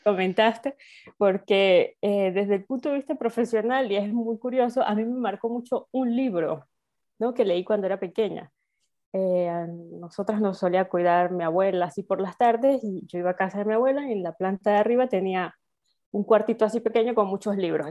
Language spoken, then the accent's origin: Spanish; Venezuela; moved away as an adult; also born or lived in Spain; now in Salamanca, Spain; soy venezolana, en Venezuela hice mi carrera de historia y luego emigré a España